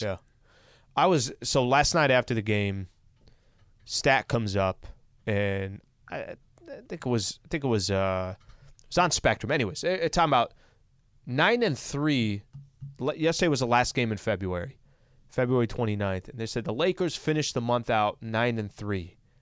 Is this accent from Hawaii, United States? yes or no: no; El Cajon, California, United States; where I grew up in El Cajon, it's another fifteen miles east